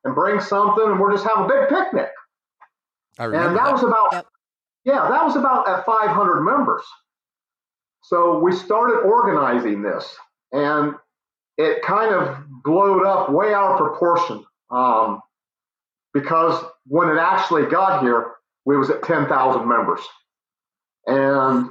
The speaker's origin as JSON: {"language": "English", "area": "Licking County", "region": "Ohio", "country": "United States", "tie": "born or raised there", "said": "I'm just a local Licking County native. I was born and raised in Licking County and been around here all my life"}